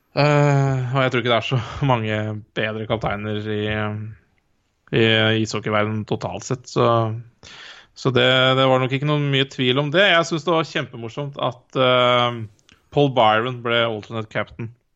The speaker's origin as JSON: {"language": "Norwegian", "country": "Norway", "said": "jeg er jo, jeg er nordmann"}